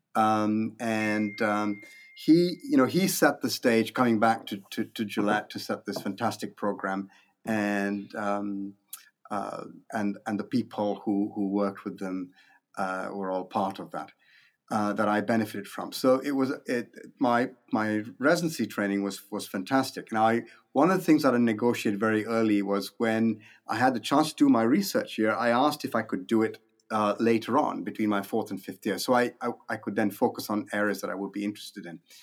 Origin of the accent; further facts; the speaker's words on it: India; moved away as an adult; also born or lived in Minnesota, United States; now in Toronto, Canada; I was born in India. My, my parents still lived there. I grew up there. I went to medical school there